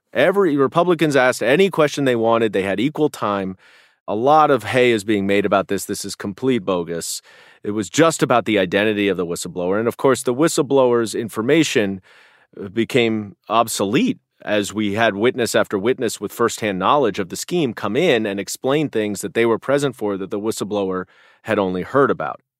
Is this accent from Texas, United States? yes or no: no; New York City, New York, United States; as a New Yorker